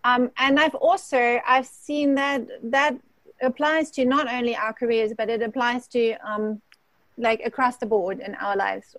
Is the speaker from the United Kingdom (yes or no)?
no; Germany; English is a second language; also born or lived in South Africa; now in United States; I've grown up, the short pieces are the growing up in Germany, born in Germany, and then spent the greatest part of all the other places in South Africa, and I'm now in the US.